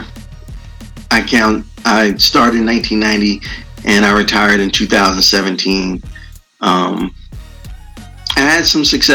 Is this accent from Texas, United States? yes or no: no; New York, United States; moved away as an adult; also born or lived in Tampa, Florida; I grew up in New York, and I went to college in University of South Florida in Tampa, Florida.